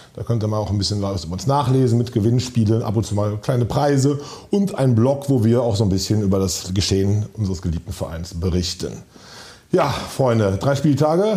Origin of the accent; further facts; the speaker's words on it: Königswinter, North Rhine-Westphalia, Germany; now in Cologne, Germany; Ich komme gebürtig aus Königswinter, aus dem Siebengebirge